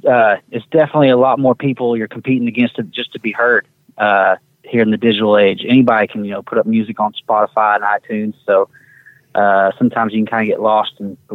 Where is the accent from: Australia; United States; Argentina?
United States; Lufkin, Texas; I'm from Lufkin, Texas. That's where I grew up, so I'm a Texas boy.